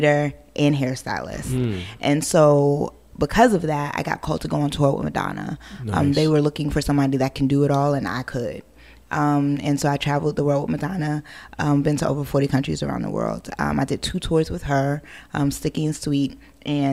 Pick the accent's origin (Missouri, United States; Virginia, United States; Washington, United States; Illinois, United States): Virginia, United States; Hampton Roads; also born or lived in Brooklyn, New York / Queens, New York / Harlem, New York; I grew up in Hampton Roads, Virginia